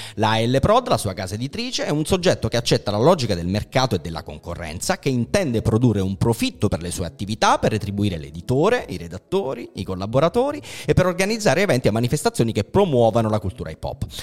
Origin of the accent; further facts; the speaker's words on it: Naples, Campania, Italy; io che sono napoletano